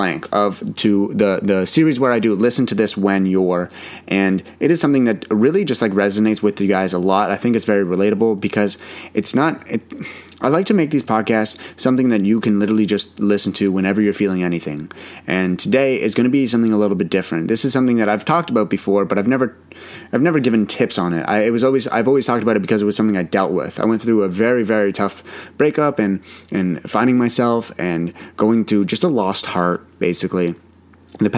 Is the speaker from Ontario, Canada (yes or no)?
yes; Ottawa, Ontario, Canada; the Ottawa one was always close to my heart because it's my hometown.